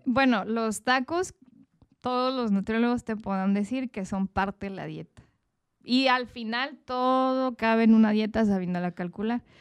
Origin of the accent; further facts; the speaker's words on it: Mexico; como mexicanos somos más apapachadores